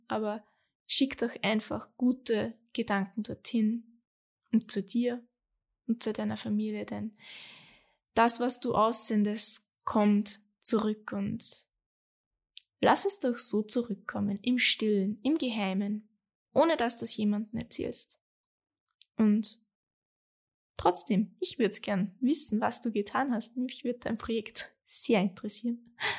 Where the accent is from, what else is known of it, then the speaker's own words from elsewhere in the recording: Austria; bei uns in Österreich